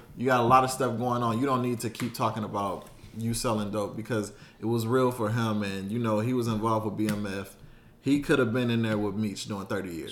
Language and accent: English; Detroit, Michigan, United States; us growing up in Detroit